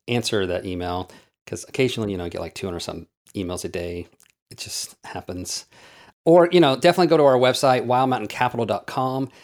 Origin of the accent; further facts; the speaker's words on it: Oklahoma, United States; I grew up in Oklahoma dirt poor.